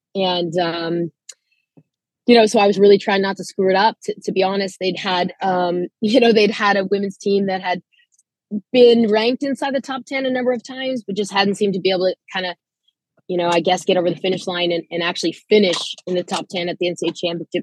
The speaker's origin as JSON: {"language": "English", "region": "Manitoba", "country": "Canada", "moved": "yes", "said": "I myself was sort of a quasi international student athlete. I'm from Canada"}